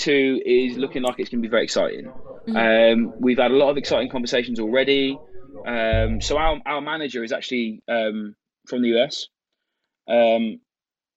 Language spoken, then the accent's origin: English; United Kingdom; We say cute in the UK